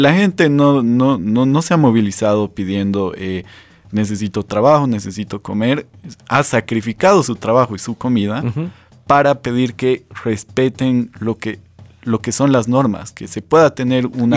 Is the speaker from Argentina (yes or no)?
no; Bolivia; los bolivianos venimos sufriendo una vulneración del Estado de Derecho